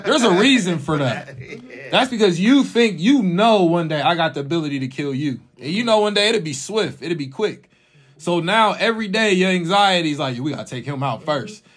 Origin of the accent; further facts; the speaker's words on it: United States; in America by being black